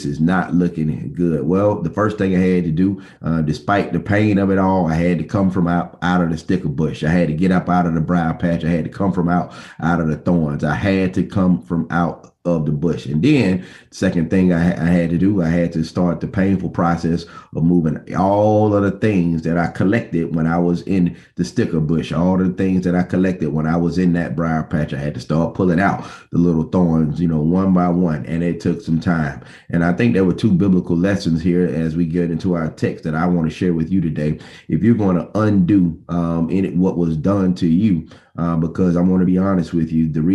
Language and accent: English; Bessemer, Alabama, United States; When I was a student, young man growing up in Bessemer, Alabama